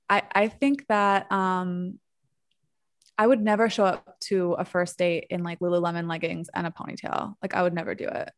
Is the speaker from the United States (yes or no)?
yes; New York, United States; moved away as an adult; now in Mexico; I'm a New Yorker